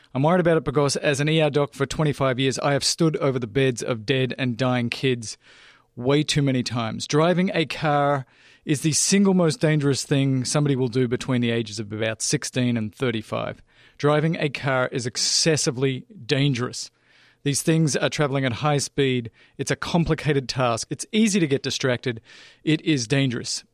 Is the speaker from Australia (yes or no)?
yes; Australia; moved away; I grew up driving in Australia on the farm, twelve-year-old